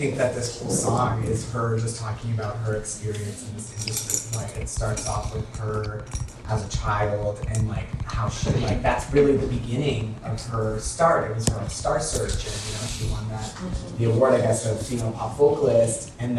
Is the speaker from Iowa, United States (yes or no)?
no; Houston, Texas, United States; I'm from Houston, so I don't know if it's like her childhood that's always within her.